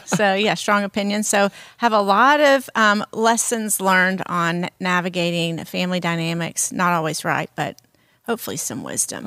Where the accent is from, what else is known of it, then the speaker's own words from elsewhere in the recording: the South, United States; I'm from the South, and we have certain cultural, um, things that we eat